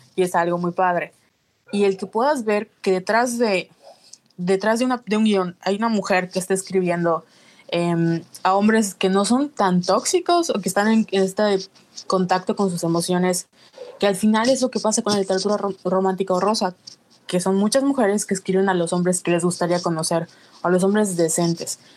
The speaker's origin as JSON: {"language": "Spanish", "country": "Mexico", "said": "como mexicanos"}